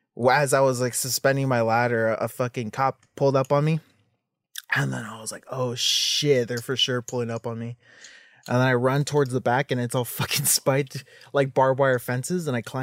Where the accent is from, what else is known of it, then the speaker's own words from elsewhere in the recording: Los Angeles, California, United States; East Hollywood.